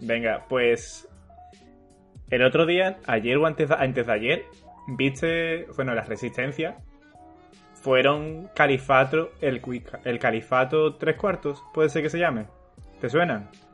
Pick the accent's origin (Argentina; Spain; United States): Spain; Andalusia; accent: Andalusian; reivindicaban nuestro acento y lo hacían, obviamente, con nuestro puto acento, con un andaluz hablando